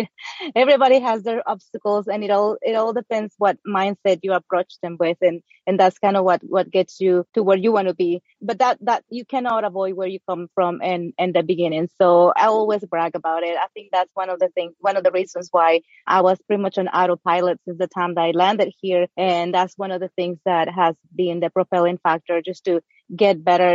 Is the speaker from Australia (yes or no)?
no; Mexico; English is a second language; moved away as an adult; now in United States; I'm originally from Mexico. I think we were having that conversation before we started recording, but I came to the States at age 23.